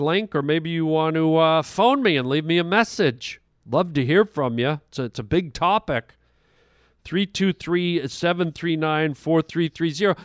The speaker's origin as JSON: {"language": "English", "country": "Canada", "said": "I'm a Canadian"}